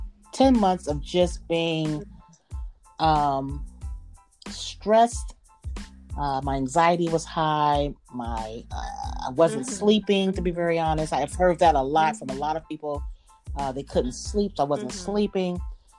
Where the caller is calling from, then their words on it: Ohio, United States; I'm calling from Ohio